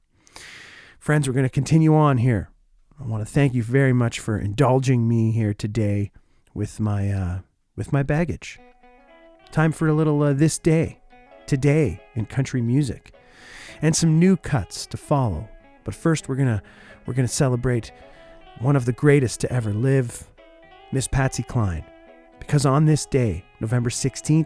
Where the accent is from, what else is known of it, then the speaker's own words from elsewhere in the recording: Oshawa, Ontario, Canada; now in Winnipeg, Canada; my hometown of Oshawa